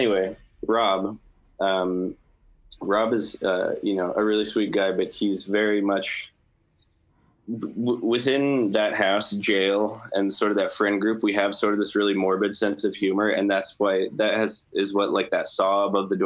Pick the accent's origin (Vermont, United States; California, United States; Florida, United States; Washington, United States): Washington, United States; Seattle; also born or lived in Ohio; I grew up here in the North End. I went to Roosevelt High School